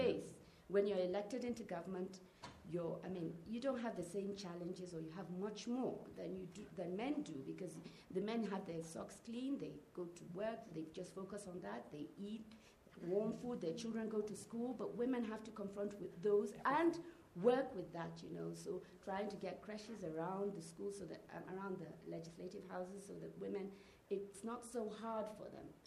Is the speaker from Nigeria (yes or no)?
yes; Nigeria; I come from Nigeria